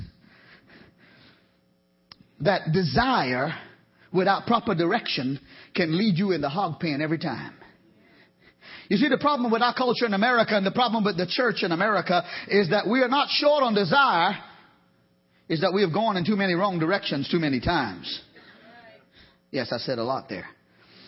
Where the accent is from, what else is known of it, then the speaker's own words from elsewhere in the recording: Trinidad & Tobago; now in Georgia, United States; I'm from Trinidad.